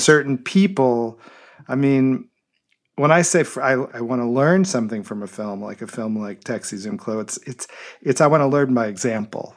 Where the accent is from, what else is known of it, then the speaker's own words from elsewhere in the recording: Memphis, Tennessee, United States; I was born in Memphis, Tennessee, in nineteen sixty-five, and grew up there